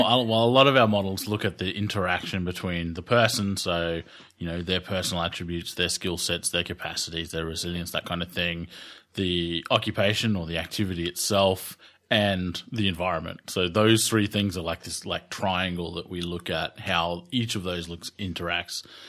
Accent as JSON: {"language": "English", "country": "Australia", "said": "I'm Australian"}